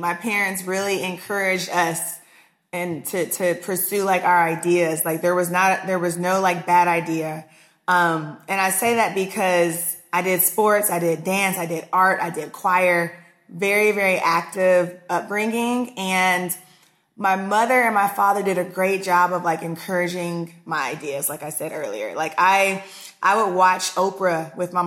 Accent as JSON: {"language": "English", "town": "Austin", "region": "Texas", "country": "United States", "tie": "born or raised there", "also_born_or_lived": "Houston, Texas", "said": "raised in Austin"}